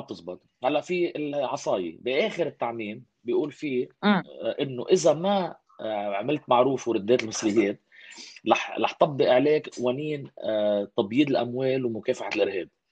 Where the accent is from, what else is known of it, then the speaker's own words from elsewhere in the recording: Lebanon; انا كشعب لبناني